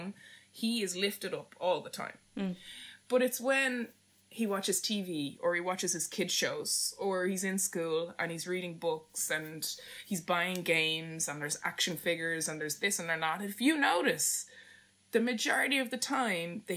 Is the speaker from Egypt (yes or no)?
no; Ireland; as Irish people